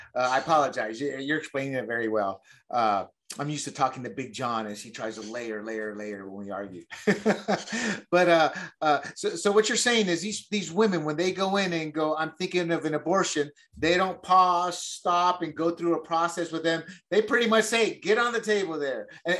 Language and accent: English; the South, United States; I'm not going to say women of color, because I come from the South. There's a lot of trailer parks there. You know, there's a lot of poor white people.